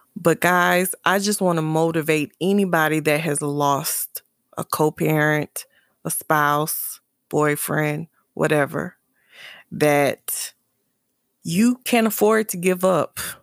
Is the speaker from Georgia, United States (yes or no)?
no; South Carolina, United States; moved away; my hometown for the summer in South Carolina